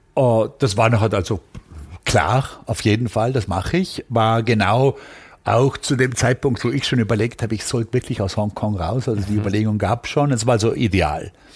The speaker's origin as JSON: {"language": "German", "country": "Austria", "also_born_or_lived": "Vienna", "moved": "as an adult", "lives_now": "United States", "said": "ich kam natürlich als Österreicher aus einem Milieu, also einem Studentenmilieu"}